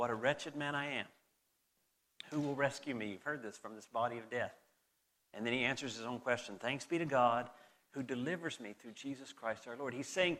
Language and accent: English; Southern United States, United States; accent: southern; with my mom here, I drift back into my southern accent. They've noticed it several times and they've mocked me repeatedly about my drawl coming back.